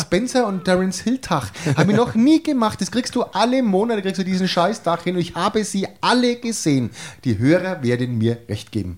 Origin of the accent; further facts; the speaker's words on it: Franconia, Bavaria, Germany; man ist ja als Franke da immer ein bisschen Vorurteil belastet